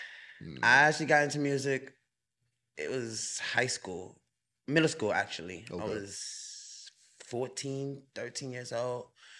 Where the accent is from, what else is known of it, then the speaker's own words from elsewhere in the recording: New York City, New York, United States; moved away as an adult; now in North Carolina, United States; But grew up right up on 233rd, you know. Uh-huh. Right up on Merrick.